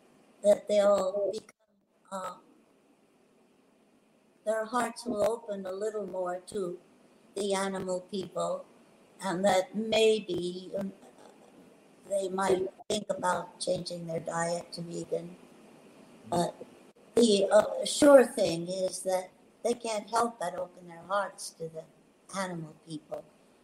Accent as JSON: {"language": "English", "region": "West Coast", "country": "United States", "said": "I come from the West Coast, and I'm so upset."}